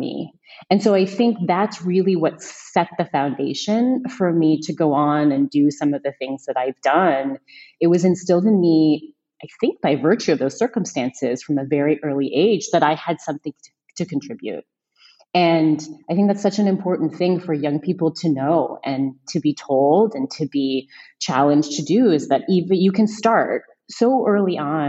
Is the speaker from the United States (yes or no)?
yes; a northern suburb of Chicago, Illinois, United States; I grew up in a northern suburb of Chicago